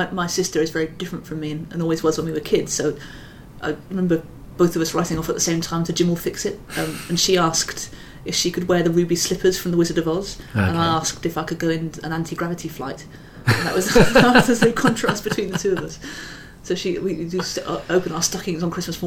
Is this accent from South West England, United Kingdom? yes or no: yes; Gloucestershire, South West England, United Kingdom; moved away as an adult; also born or lived in Swindon; I come from Gloucestershire. Well, I was born in Swindon. And then I lived in Gloucestershire until I left home.